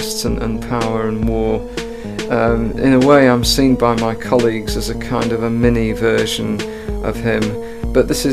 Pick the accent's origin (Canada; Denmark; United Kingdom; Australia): United Kingdom; Liverpool, North West England; I'm from Liverpool